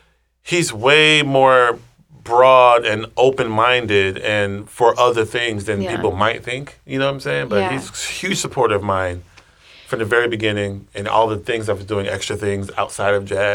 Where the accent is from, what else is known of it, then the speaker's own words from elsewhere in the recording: Texas, United States; I'm from Texas.